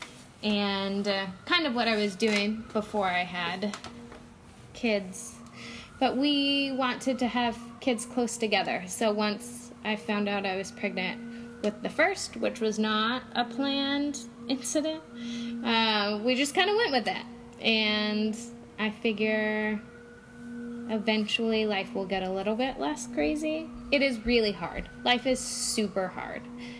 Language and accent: English; Oregon, United States; moved away as an adult; also born or lived in Phoenix; I grew up in Oregon. I lived in Oregon for 20 years